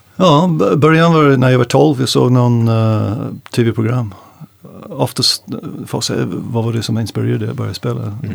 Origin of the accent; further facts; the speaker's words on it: North England, United Kingdom; Swedish is a second language; moved away as an adult; now in Stockholm, Sweden; Vi kommer från North England